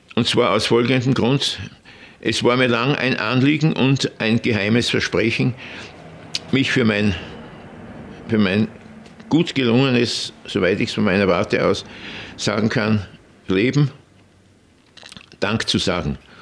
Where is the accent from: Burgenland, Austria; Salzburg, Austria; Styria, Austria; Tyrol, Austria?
Styria, Austria; Bad Aussee; born or raised there